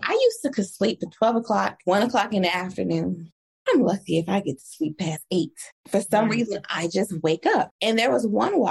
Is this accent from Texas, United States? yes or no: no; Chicago, Illinois, United States; Growing up in Chicago